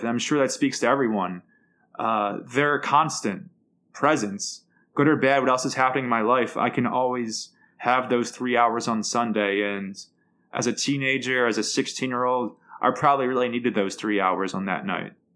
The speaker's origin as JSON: {"language": "English", "town": "Philadelphia", "region": "Pennsylvania", "country": "United States", "said": "being a Philadelphian"}